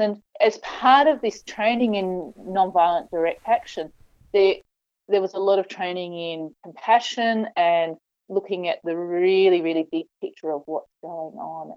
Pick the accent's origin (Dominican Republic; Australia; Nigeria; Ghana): Australia; Western Australia; I grew up in Western Australia